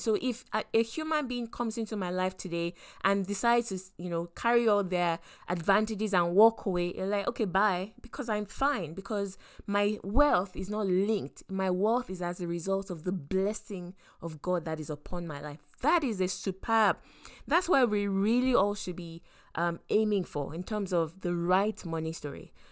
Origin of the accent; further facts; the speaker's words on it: Lagos, Nigeria; I grew up in Lagos and specifically in Yaba.